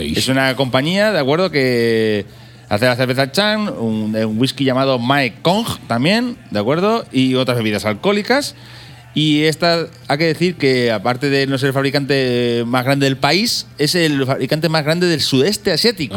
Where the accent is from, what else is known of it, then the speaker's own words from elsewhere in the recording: Castilla-La Mancha, Spain; nosotros somos manchegos